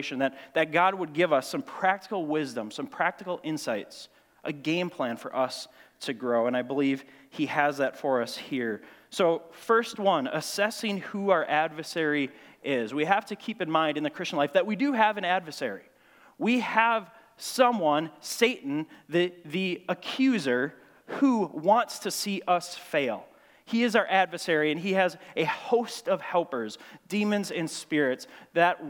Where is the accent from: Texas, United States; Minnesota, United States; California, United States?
Minnesota, United States; Grand Marais; I grew up in Grand Marais, Cook County High School, a small town up on Lake Superior